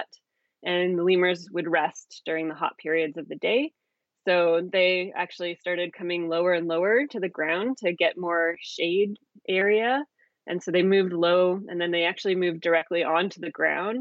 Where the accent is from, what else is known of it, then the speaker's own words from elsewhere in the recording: Calgary, Alberta, Canada; the Calgary Zoo in Alberta, Canada, where I'm from.